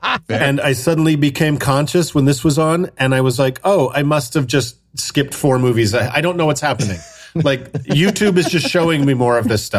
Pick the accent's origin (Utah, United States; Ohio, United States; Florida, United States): Utah, United States; I'm from Utah where we have the firing squad.